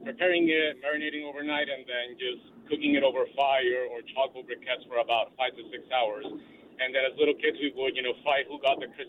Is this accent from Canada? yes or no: no; Puerto Rico; now in San Francisco, United States; I am from Puerto Rico originally